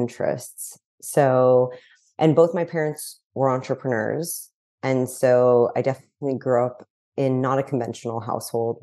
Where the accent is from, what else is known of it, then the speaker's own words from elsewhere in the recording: New York City, New York, United States; moved away as an adult; also born or lived in Los Angeles; now in Malibu, United States; So I grew up in New York City. I know there's not many of us, but I grew up on the Upper West Side in New York City